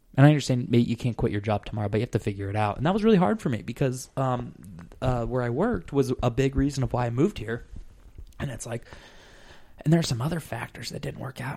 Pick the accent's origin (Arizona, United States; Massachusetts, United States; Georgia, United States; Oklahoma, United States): Arizona, United States; moved away; I'm from Arizona